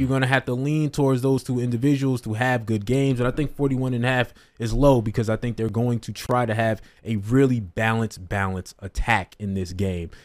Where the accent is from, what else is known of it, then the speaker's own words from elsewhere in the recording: New Jersey, United States; I'm from North Jersey